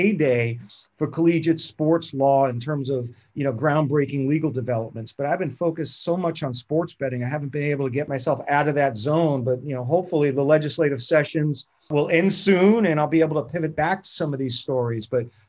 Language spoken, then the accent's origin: English; East Meadow, New York, United States; now in Florida, United States; is not my home state. Florida is a way station, my residence. My home is New York, Daniel. I grew up on the mean streets of East Meadow, New York, in Nassau County, Long Island.